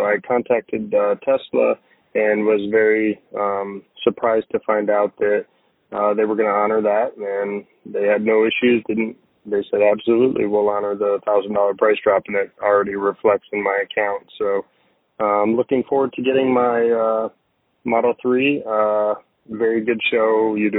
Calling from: Weeki Wachee, Florida, United States; I'm calling from Wikiwachi, Florida.

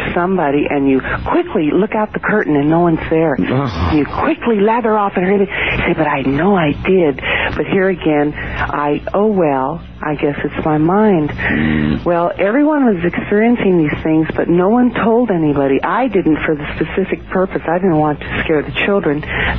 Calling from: Alameda, California, United States; Morning, from Alameda, California, right outside of San Francisco.

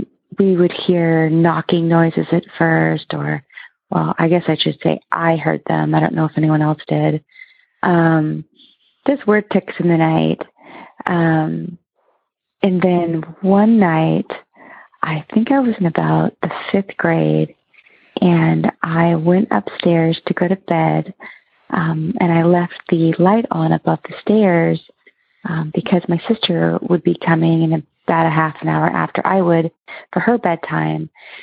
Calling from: Oregon, United States; I'm calling from Oregon.

